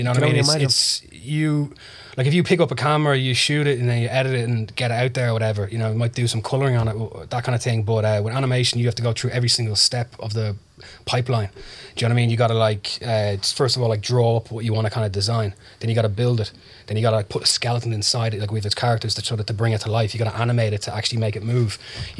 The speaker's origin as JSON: {"language": "English", "town": "Dublin", "region": "Leinster", "country": "Ireland", "tie": "born or raised there", "said": "Sandyford. So I hung around sort of Sandyford, Ballantyre, that kind of area"}